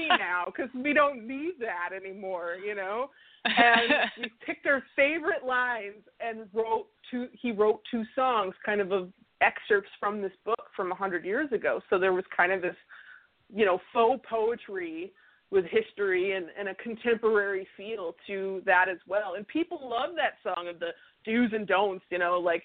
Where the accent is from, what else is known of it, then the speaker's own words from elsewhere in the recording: Minnesota, United States; where I grew up in Minnesota